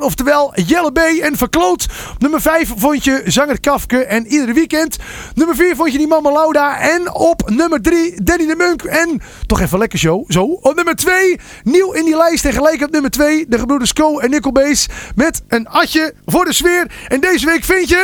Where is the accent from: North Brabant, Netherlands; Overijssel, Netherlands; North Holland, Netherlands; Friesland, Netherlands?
North Holland, Netherlands; ik kom zelf uit Noord-Holland